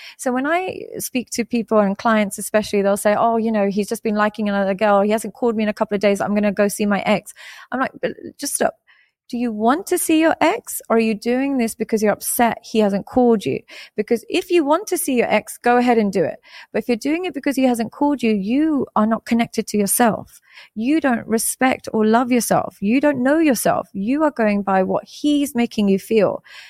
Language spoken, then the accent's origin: English; Pakistan; I am Muslim. I'm Pakistani, so we grew up Muslim.